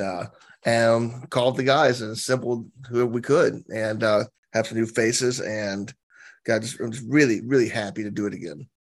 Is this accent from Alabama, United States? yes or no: yes; Alabama, United States; I'm from Alabama